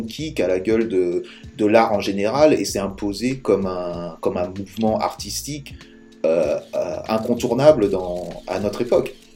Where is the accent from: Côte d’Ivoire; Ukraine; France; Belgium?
France; en tant que Français